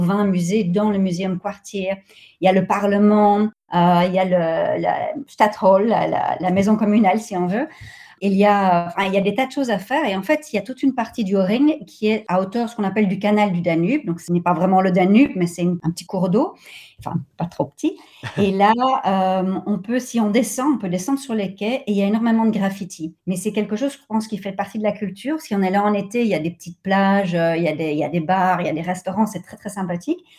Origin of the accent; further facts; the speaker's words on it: Brussels, Brussels-Capital Region, Belgium; moved away as an adult; also born or lived in Turkey; now in Vienna, Austria; je suis née euh, et j'ai été élevée en, Belgique, à Bruxelles